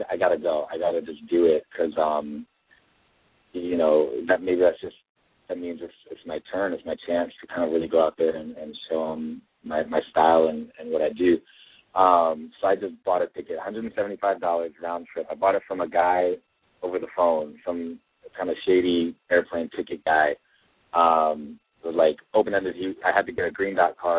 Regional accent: Maryland, United States; now in Los Angeles, United States; I'm from Maryland

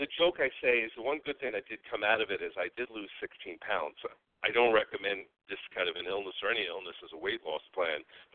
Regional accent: New York, United States; moved away; I'm originally a New Yorker. You can probably hear some of that in my voice

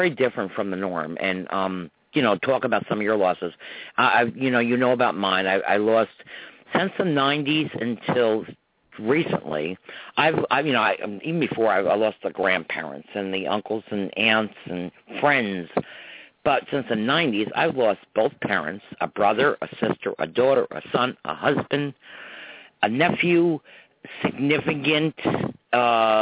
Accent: Croton, United States; growing up in Croton back in the 50s and 60s

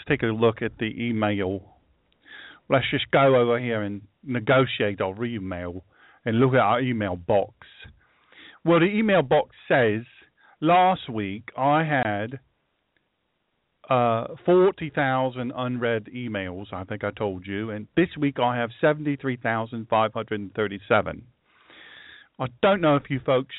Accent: the South, United States; I'm from the South

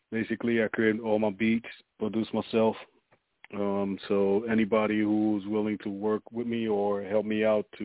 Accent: Rockland County, New York, United States; I'm from Rockland County, New York.

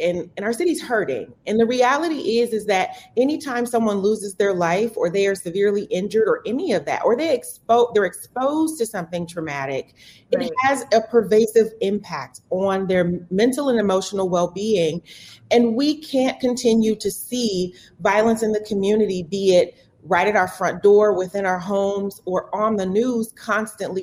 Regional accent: Milwaukee, Wisconsin, United States; And so I'm born and raised in Milwaukee, born and bred.

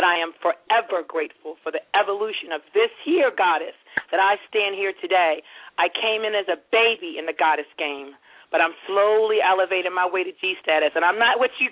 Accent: Baltimore, Maryland, United States; Baltimore, that is my hometown. I love my city of Baltimore

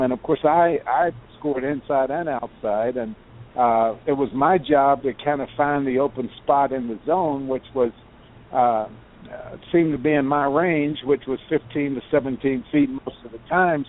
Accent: Lexington, Kentucky, United States; I didn't just grow up in the state of Kentucky. I grew up in Lexington, about 15 minutes uh, uh, walk to the uh, to the university

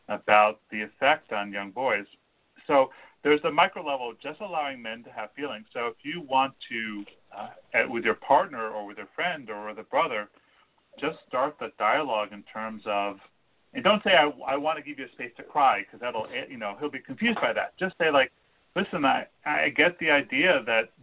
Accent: California, United States; We're all from California, which is its own little microcosm.

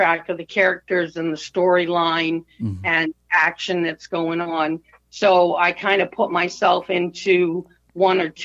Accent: Maine, United States; also born or lived in Connecticut; I was born here in Maine. We went to Connecticut for a few years and then we came back.

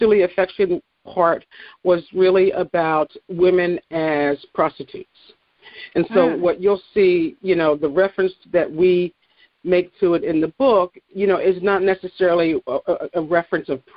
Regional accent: Philadelphia, Pennsylvania, United States; moved away as an adult; also born or lived in Eastern Virginia; now in Virginia, United States; I am a native Philadelphian. I grew up in West Philadelphia between, I would say, 55th and Larchwood and 55th and Pine on a small street

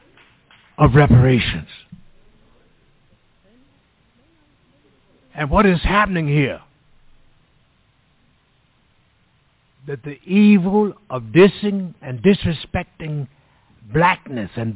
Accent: Mississippi, United States; now in California, United States; I was born and bred in Mississippi. When I die, I'm going to be a Mississippian

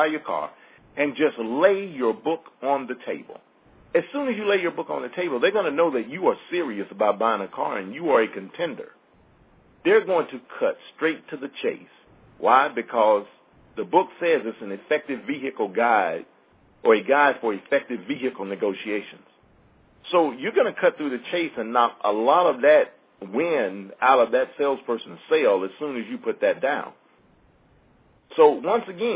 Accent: Mississippi, United States; I'm from Mississippi

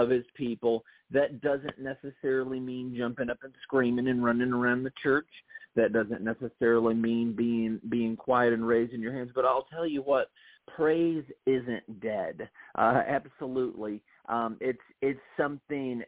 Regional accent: Toledo, Ohio, United States; now in Tennessee, United States; I grew up in Toledo, Ohio

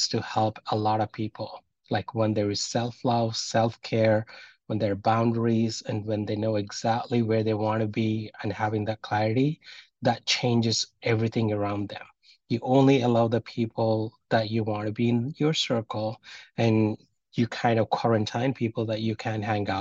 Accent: India; from where I'm from Indian Hinduism

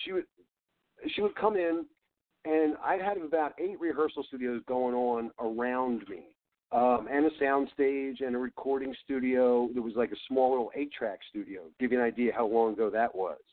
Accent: Philadelphia, Pennsylvania, United States; I'm from Philly.

